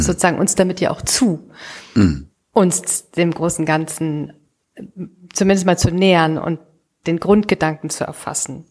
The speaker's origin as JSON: {"language": "German", "town": "Düsseldorf", "region": "North Rhine-Westphalia", "country": "Germany", "tie": "born or raised there", "said": "in meiner Heimatstadt Düsseldorf"}